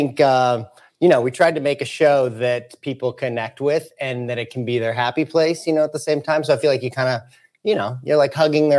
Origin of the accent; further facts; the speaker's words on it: St. Louis, Missouri, United States; St. Louis.